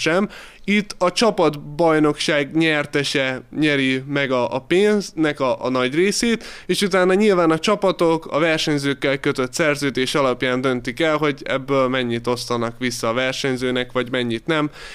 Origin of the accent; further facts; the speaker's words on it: Hungary; hatan vagyunk magyarok